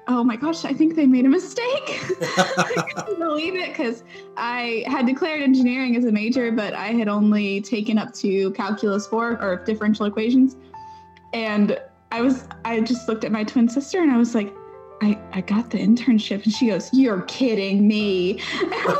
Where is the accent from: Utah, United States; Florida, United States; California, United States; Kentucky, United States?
Kentucky, United States; Ashland; moved away as an adult; now in Huntsville, United States; I'm from Ashland, Kentucky. Really tiny town in like the northeastern part of Kentucky.